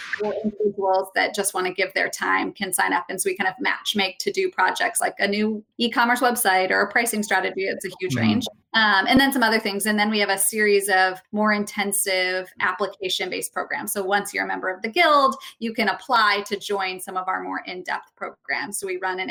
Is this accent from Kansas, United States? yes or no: no; St. Louis, Missouri, United States; I'm from St. Louis, Missouri